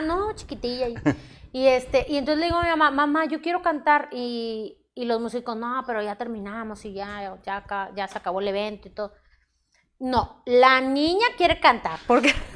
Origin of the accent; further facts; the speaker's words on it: Monterrey, Nuevo León, Mexico; Aquí en Monterrey, orgullosamente Regia, Regia México, exactamente Monterrey